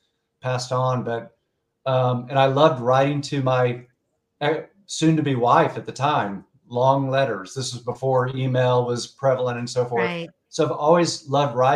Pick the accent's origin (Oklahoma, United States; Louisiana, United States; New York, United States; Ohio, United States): Oklahoma, United States; Tulsa; born and raised in Tulsa, Oklahoma